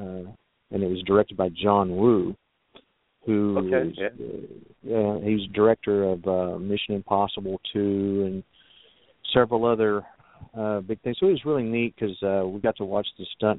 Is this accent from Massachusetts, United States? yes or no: no; Texas, United States; why can't I just work my career here in my home state and be close to family and friends